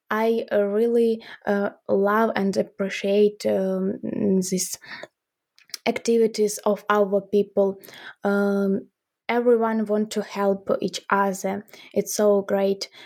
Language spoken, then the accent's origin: English; Ukraine; we are from Ukraine.